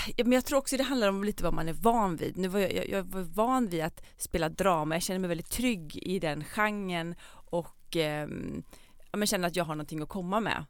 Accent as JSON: {"language": "Swedish", "town": "Hammarö", "region": "Värmland", "country": "Sweden", "tie": "born or raised there", "also_born_or_lived": "Karlstad", "moved": "yes", "lives_now": "Copenhagen, Denmark", "said": "När jag bodde här när jag var liten så växte jag upp på Hammarö"}